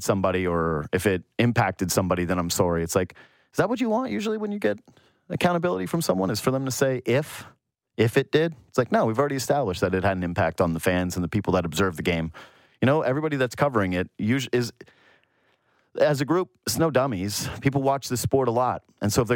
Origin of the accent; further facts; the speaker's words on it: Yukon, Canada; I'm from the Yukon, so that's why you have an outdoor ed teacher